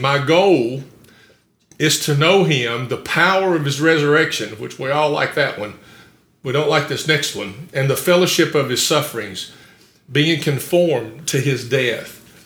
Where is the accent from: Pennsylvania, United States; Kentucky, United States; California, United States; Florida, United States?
Kentucky, United States; Campbellsville; also born or lived in Summersville, Kentucky; I grew up in a little town called Somersville before we moved to Campbellsville